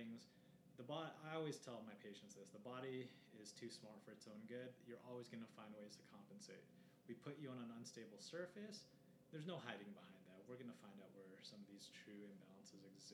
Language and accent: English; Los Angeles, California, United States; moved away as an adult; also born or lived in San Diego, California / San Luis Obispo, California; now in Denver, United States; a guy that grew up in, Los Angeles